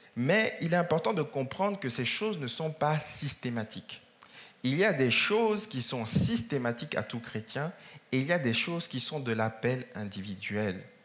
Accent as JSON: {"language": "French", "country": "France", "said": "dans notre pays de France"}